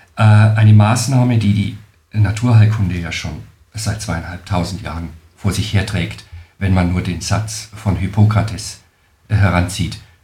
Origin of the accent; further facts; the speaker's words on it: Nuremberg, Bavaria, Germany; accent: Franconian; ich komme aus Deutschland, genauer gesagt aus Franken-Nürnberg, was man äh, wohl hören kann an meinem Akzent